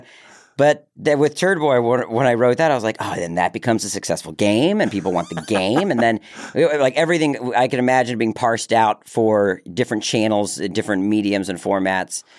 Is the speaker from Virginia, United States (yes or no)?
no; Maryland, United States; accent: Southern; I grew up in Maryland